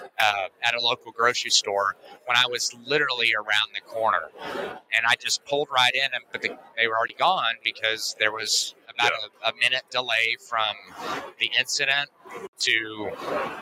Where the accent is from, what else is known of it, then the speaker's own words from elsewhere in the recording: Uvalde, Texas, United States; I was born and raised in Uvalde, Texas